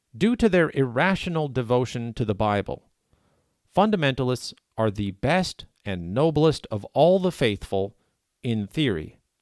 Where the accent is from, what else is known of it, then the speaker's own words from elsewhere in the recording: Canada; as a Canadian who is protected by the Canadian Charter of Rights and Freedoms